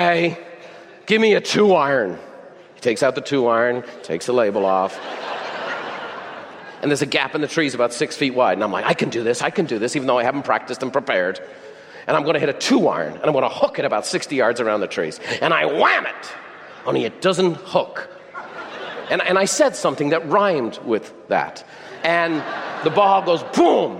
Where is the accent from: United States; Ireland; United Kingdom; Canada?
Ireland; I'm Irish